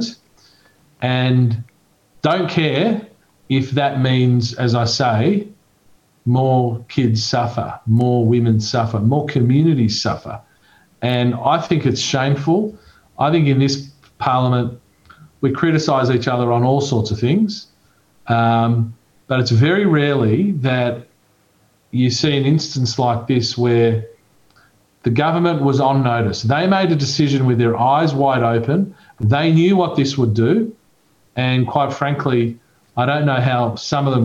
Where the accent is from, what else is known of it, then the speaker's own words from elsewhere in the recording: Australia; I've always been a proud Australian